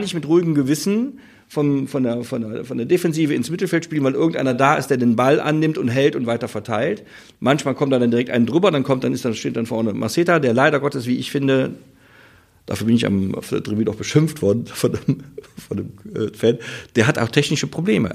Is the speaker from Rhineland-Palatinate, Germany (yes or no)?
yes; Vulkaneifel, Rhineland-Palatinate, Germany; ich komme ja aus der Vulkaneifel, das deutsche Sizilien